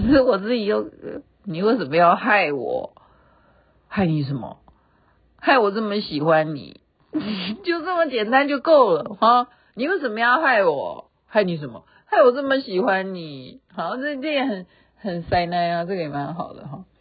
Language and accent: Chinese; Taiwan; moved away; also born or lived in Chengdu, China; 我说我从台湾来